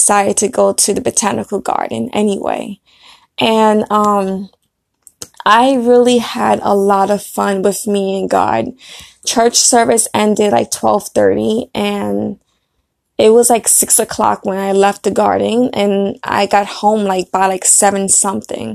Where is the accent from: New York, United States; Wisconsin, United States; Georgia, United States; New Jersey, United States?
New York, United States; Brooklyn; moved away; I was born in Brooklyn, so, you know, I had to go back to my roots